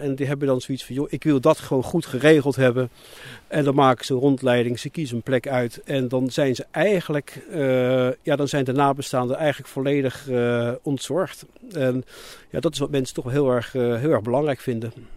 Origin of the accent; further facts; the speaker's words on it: Rotterdam, South Holland, Netherlands; also born or lived in England; toen ik een jaar of zeven was teruggegaan naar Nederland en verder in Nederland opgegroeid. Maar, altijd in de omgeving Rotterdam